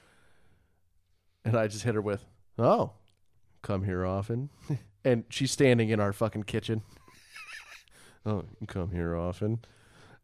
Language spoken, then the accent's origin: English; Midwest, United States; we're from the Midwest. We love our ranch